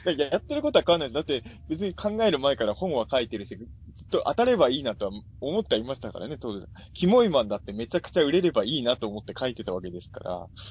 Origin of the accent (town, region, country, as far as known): Ibaraki, Japan; born or raised there